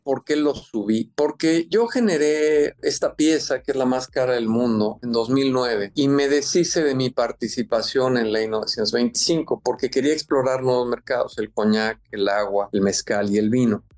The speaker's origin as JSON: {"language": "Spanish", "country": "Mexico", "said": "soy mexicano y soy orgullosamente mexicano"}